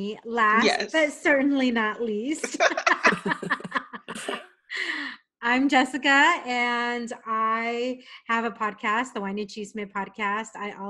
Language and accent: English; San Diego, California, United States; moved away as an adult; I've lived in four states. And I am from San Diego. I'm a San Diego native and back in San Diego after all these years.